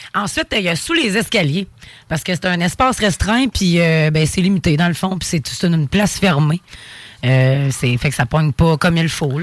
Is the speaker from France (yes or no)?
no; Quebec, Canada; moi je suis québécoise d'abord à 100